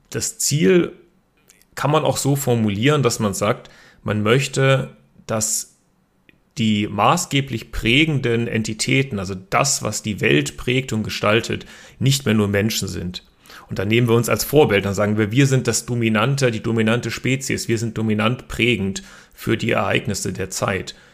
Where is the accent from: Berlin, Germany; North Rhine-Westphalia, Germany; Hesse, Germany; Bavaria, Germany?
Berlin, Germany; born there; also born or lived in Karlsruhe, Germany; Ich bin sogar selber in Berlin geboren, ähm, habe aber meine Hochschulausbildung in Karlsruhe erhalten.